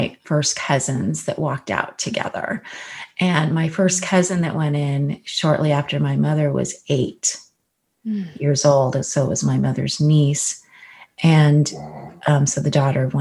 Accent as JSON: {"language": "English", "region": "California", "country": "United States", "tie": "born or raised there", "said": "I grew up in California"}